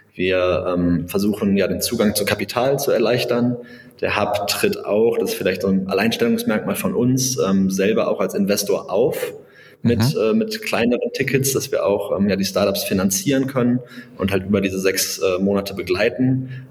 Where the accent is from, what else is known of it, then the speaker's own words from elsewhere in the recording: Bonn, North Rhine-Westphalia, Germany; also born or lived in Berlin; gebürtiger Bonner